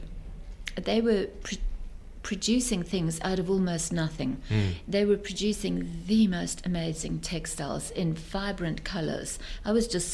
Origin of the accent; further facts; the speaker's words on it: South Africa; moved away as an adult; also born or lived in Belgium / England; I come from South Africa.